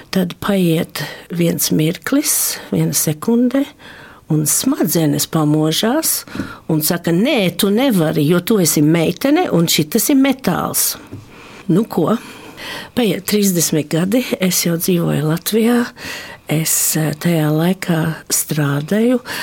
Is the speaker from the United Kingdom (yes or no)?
no; Australia; also born or lived in Varakļāni, Latvia (parents' home area); Es esmu latviešu meitene, dzimusi un augusi Austrālijā